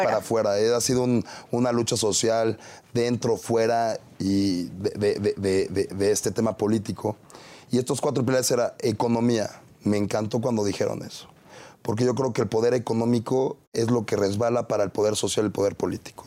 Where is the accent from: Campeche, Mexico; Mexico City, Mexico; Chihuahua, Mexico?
Mexico City, Mexico; Tlalpan; soy un joven de 29 años, tlalpense, empresario